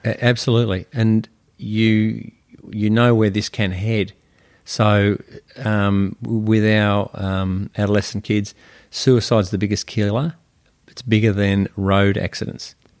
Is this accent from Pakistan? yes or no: no; Melbourne, Victoria, Australia; I grew up in Melbourne, uh, in a bayside suburb